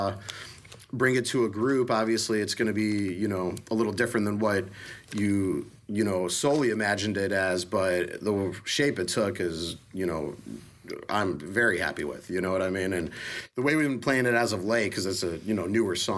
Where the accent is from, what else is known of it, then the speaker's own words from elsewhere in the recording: northwest suburbs of Chicago, Illinois, United States; moved away as an adult; also born or lived in Colorado; I'm from the northwest suburbs of Chicago, but I've been living in Colorado for the last 11 years up until 3 months ago